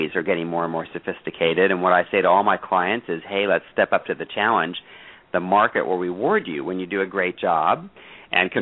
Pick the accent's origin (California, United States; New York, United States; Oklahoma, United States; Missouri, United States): California, United States; Sacramento; also born or lived in Santa Barbara; I had to move back to my hometown to Sacramento